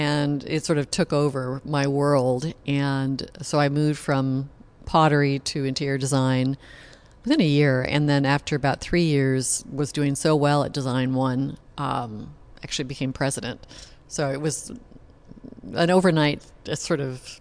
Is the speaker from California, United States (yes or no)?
yes; Malibu, California, United States; also born or lived in Los Angeles, United States; now in Santa Barbara, United States; I grew up in Malibu and on Point Doom